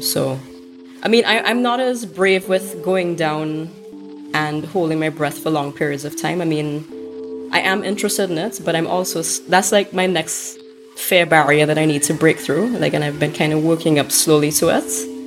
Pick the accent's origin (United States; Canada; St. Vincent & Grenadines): St. Vincent & Grenadines; a photographer from St. Vincent and the Grenadines